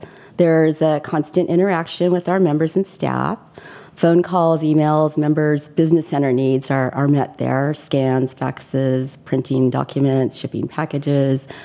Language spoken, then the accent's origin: English; Southern California, United States; also born or lived in Corpus Christi, Texas; I grew up in Southern California